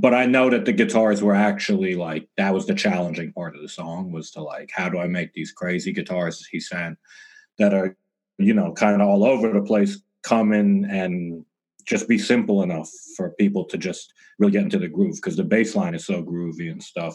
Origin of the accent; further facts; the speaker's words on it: Toronto, Ontario, Canada; now in Los Angeles, United States; I'm from Canada originally, Toronto, living